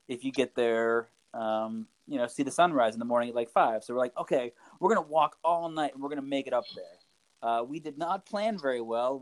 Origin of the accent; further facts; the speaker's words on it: Pittsburgh, Pennsylvania, United States; moved away as an adult; also born or lived in Japan / Farmville, Virginia; I'm originally from Pittsburgh, Pennsylvania